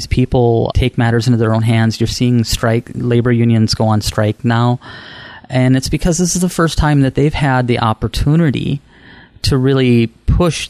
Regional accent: Mondovi, Wisconsin, United States; I grew up in Mondovi, which is a small town of about 2,500 people

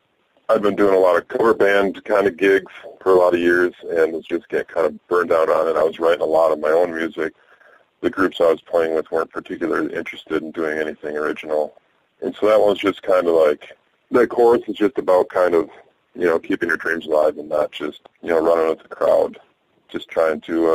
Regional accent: Stevens Point, Wisconsin, United States; also born or lived in Brainerd, Minnesota; I was born in Brainerd, Minnesota. I actually grew up in central Wisconsin, though, in Stevens Point.

